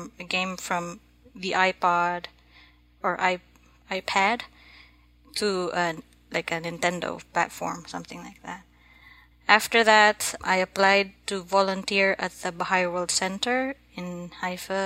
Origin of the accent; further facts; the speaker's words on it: Philippines; now in Massachusetts, United States; I'm Filipino. I was born and raised in the Philippines.